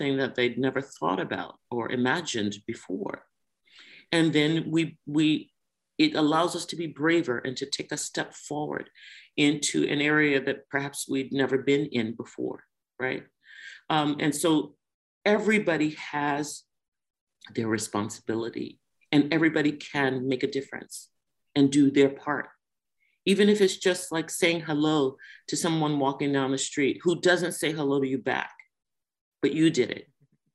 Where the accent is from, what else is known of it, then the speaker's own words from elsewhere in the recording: Washington, District of Columbia, United States; I grew up in Washington, D.C.